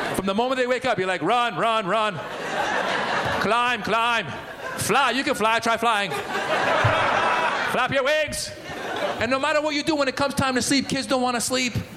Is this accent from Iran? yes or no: yes; Iran; moved away; I'm originally from Iran